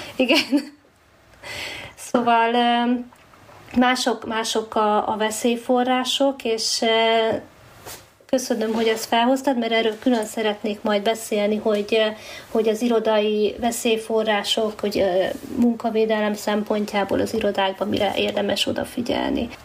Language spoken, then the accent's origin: Hungarian; Hungary; moved away as an adult; itthon a, az évszakok, meg a természet, tehát az eh, szinte semmivel nem fogható, hát ebben nőttünk fel